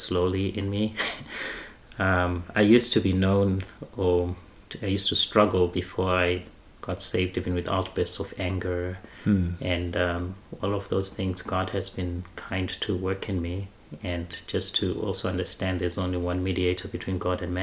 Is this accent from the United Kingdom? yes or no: no; Zimbabwe; I grew up in Zimbabwe in a family that was very religious.